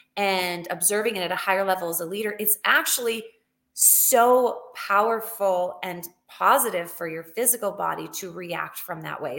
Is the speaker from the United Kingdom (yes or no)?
no; Canada; moved away as an adult; also born or lived in Alberta; now in United States; I am from Canada originally.